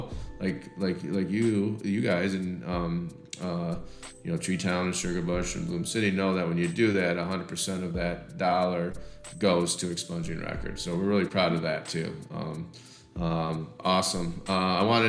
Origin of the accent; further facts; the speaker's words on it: Michigan, United States; we grew up in Michigan